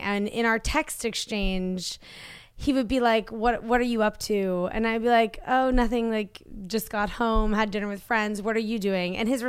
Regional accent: East Coast, United States; I didn't know existed because I grew up on the East Coast.

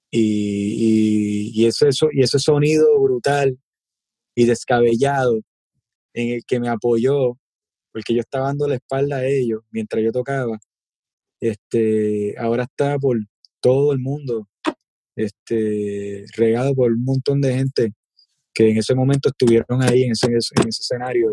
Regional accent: Puerto Rico; nosotros como boricua

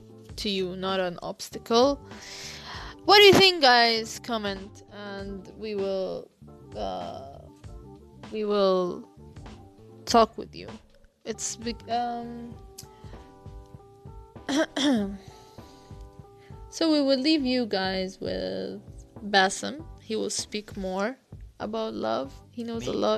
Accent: Cairo, Cairo Governorate, Egypt; We're from Cairo

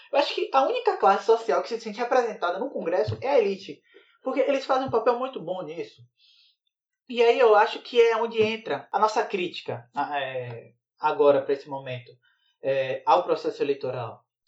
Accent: Bahia, Brazil; now in Sergipe, Brazil; Eu sou da Bahia, mas eu tô morando em Sergipe

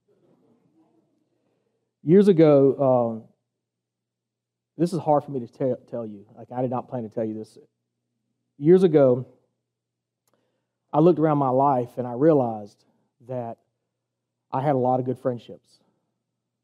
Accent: the South, United States; now in Savannah, United States; I'm from the South

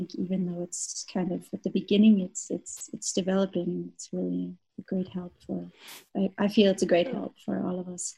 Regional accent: Canada; moved away as an adult; now in Munich, Germany; I'm Canadian. I've been living in Munich for 9 years now.

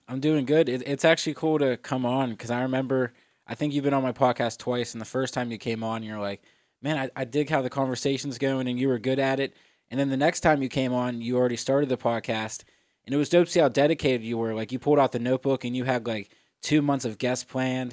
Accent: Etna, Pennsylvania, United States; also born or lived in Florida; I'm originally from Pittsburgh, born and raised in Etna, PA.

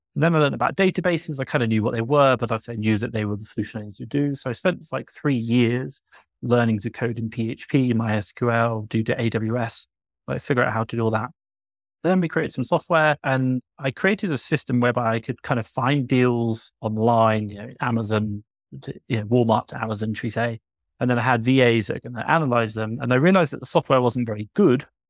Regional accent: England, United Kingdom; moved away as an adult; now in Mexico City, Mexico; I'm from England. Right now, I'm living in Mexico City

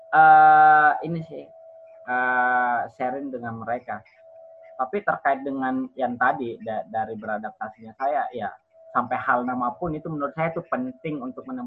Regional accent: Merauke, South Papua, Indonesia; Miming khusus Papua Merauke atau kampung saya.

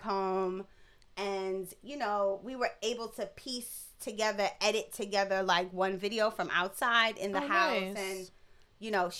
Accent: New York City, New York, United States; we're from Brooklyn

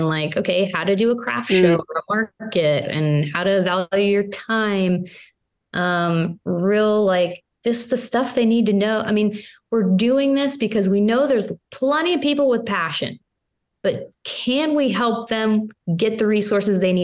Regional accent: Pittsburgh, Pennsylvania, United States; I'm from Pittsburgh. I'm a Pittsburgh girl

